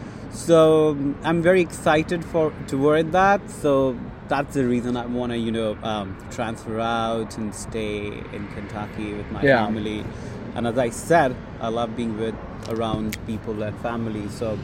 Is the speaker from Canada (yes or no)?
no; Bangladesh; moved away as an adult; now in United States; So I'm from Bangladesh, which is a South Asian country.